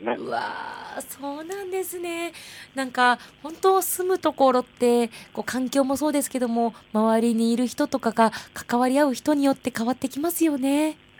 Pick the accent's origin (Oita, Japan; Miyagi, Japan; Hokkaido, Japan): Hokkaido, Japan; Asahikawa; 旭川市出身、旭川観光大使